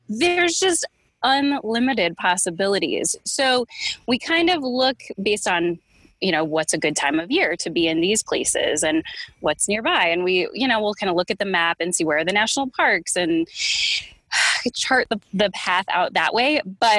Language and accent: English; Northeast, United States; also born or lived in Connecticut / New York; I'm from Connecticut and New York